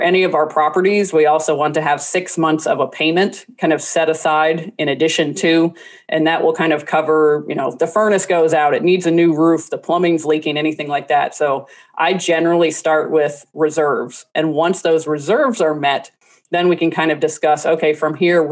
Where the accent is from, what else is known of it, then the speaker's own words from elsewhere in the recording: New Orleans, Louisiana, United States; I'm from New Orleans